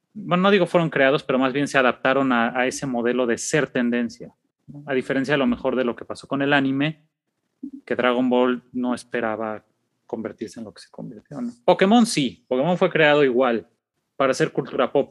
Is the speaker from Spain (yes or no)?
no; Mexico; somos niños mexicanos de clase popular